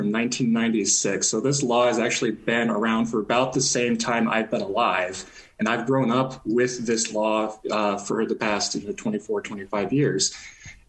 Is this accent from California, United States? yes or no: no; Nebraska, United States; moved away; I grew up in Nebraska